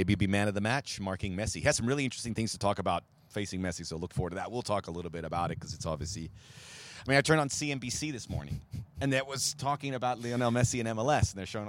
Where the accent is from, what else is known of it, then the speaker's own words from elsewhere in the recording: Miami, Florida, United States; now in Los Angeles, United States; I'm from Miami originally, Jordan.